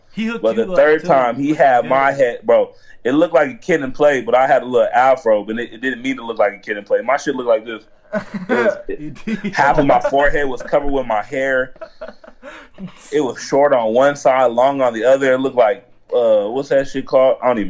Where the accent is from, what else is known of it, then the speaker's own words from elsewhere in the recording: Nebraska, United States; born there; now in Tucson, United States; No, I was born in Nebraska.